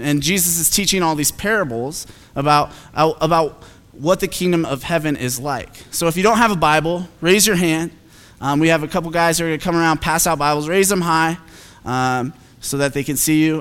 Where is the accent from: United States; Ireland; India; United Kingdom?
United States; Phoenix, Arizona; I'm from Phoenix